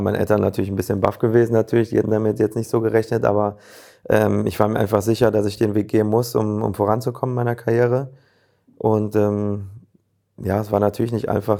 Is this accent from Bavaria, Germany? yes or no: no; North Rhine-Westphalia, Germany; also born or lived in Leverkusen; Ich komme aus der Region her